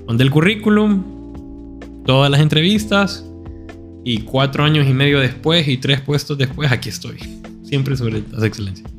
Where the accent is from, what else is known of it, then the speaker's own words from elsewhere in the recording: Honduras; yo siendo hondureño